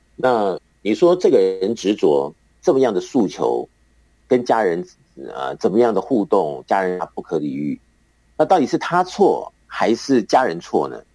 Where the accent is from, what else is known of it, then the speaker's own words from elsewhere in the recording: Taiwan; 我们台湾的男生啊，那个出了校门以后就要这个服兵役